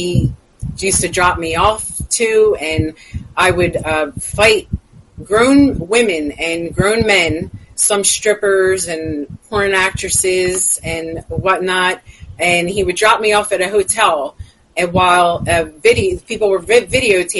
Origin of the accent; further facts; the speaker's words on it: Philadelphia, Pennsylvania, United States; I grew up in South Philadelphia, Pennsylvania